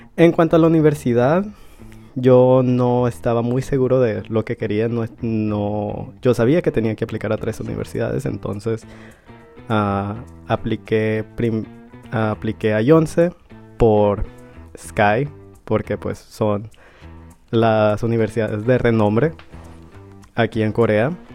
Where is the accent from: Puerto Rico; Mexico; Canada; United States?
Mexico; moved away as an adult; now in South Korea; soy de México